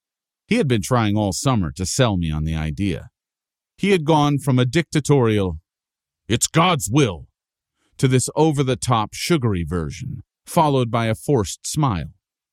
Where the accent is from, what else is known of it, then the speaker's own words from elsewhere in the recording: Paterson, New Jersey, United States; I had the plane pick up and carry my hometown of Patterson to an Iowa cornfield so it could be the second largest city in that state, a step up from third place in New Jersey.